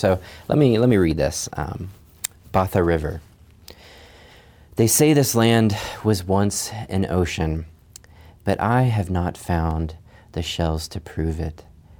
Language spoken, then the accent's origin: English; Chad; kind of wound itself around my hometown where I grew up, which was a few miles south of the Sahara Desert in Chad in Africa. My parents were missionaries.